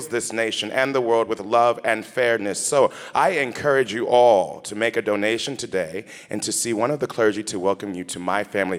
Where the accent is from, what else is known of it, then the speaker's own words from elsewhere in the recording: Topeka, Kansas, United States; moved away as an adult; now in New York, United States; my hometown of Topeka, Kansas